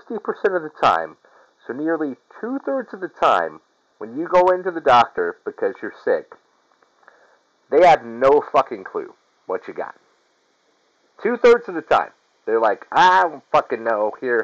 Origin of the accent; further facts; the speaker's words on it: Syracuse, New York, United States; I'm from Syracuse